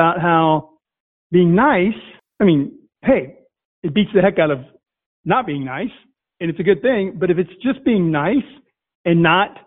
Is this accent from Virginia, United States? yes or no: yes; Virginia, United States; where I grew up in Virginia